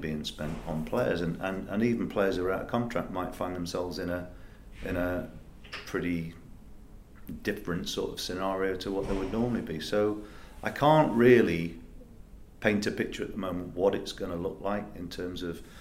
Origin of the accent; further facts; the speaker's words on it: Nottingham, East Midlands, United Kingdom; also born or lived in Leicester; I'm from Nottingham myself